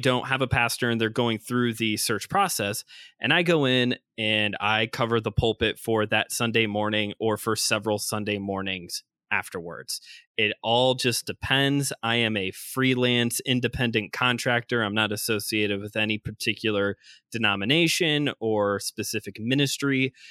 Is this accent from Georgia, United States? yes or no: no; Northwest Indiana, United States; I'm from Northwest Indiana, born and raised here, also known as Chicagoland, also known as the region.